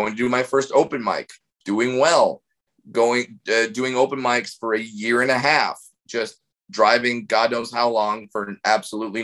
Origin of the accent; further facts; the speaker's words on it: Orange County, California, United States; I grew up in Orange County